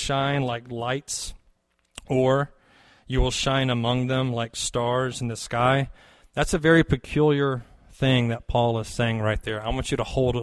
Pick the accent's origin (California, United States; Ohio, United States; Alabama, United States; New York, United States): Alabama, United States; near Fort Rucker, Lower; I grew up in Lower Alabama near Fort Rucker